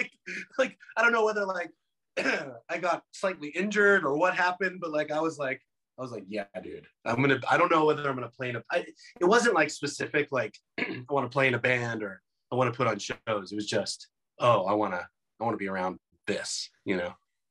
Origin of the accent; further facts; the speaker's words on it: Pomona, California, United States; also born or lived in Chino Hills, California; So I was born in Pomona and grew up in the suburb next to it called Phillips Ranch. And then we moved to Chino Hills.